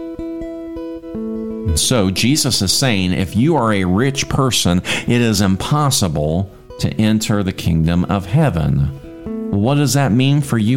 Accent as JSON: {"language": "English", "country": "United States", "said": "being as an American"}